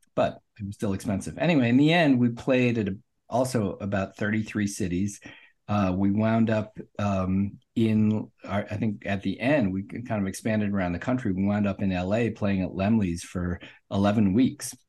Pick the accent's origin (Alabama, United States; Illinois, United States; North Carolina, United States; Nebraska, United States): Nebraska, United States; Omaha; moved away as an adult; also born or lived in Saint Louis / Washington, D.C.; I grew up in Omaha, Nebraska